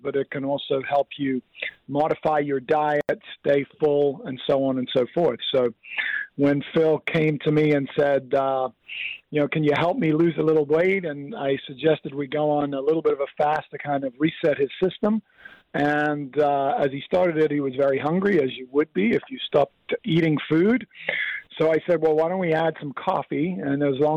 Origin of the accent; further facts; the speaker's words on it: Kenya; now in Oceanside, United States; I grew up in Africa, of all places, in Kenya.